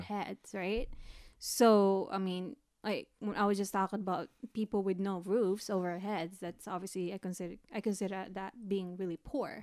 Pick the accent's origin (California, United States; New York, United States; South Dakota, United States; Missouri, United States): California, United States; East Bay, Bay Area; also born or lived in Philippines; I grew up in the Bay Area. But I mainly grew up in the East Bay